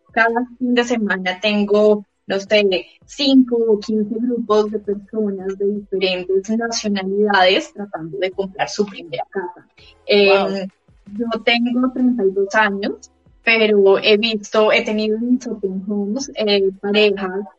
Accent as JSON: {"language": "Spanish", "region": "Bogotá", "country": "Colombia", "moved": "as an adult", "lives_now": "Auckland, New Zealand", "said": "yo soy …, soy colombiana de Bogotá. Eh, desde el 2016 llegué a Nueva Zelanda, a Oakland. Em, en Colombia era periodista"}